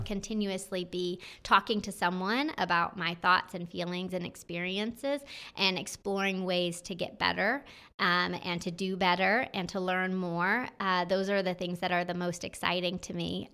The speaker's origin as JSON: {"language": "English", "region": "North Georgia", "country": "United States", "said": "I'm from the North Georgia area"}